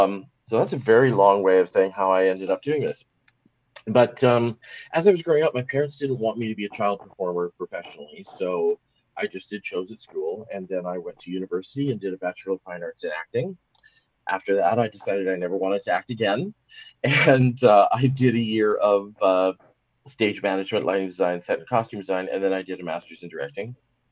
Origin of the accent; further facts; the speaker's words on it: Seattle, Washington, United States; born there; I was born in Seattle, Washington, USA, which is just across the border from Vancouver, Canada. My mother was from Vancouver. My father was from Seattle.